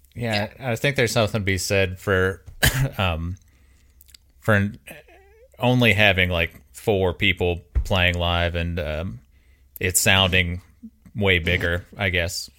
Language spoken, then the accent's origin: English; Mobile, Alabama, United States; now in Birmingham, United States; growing up in Mobile, like Pensacola is forty five minutes away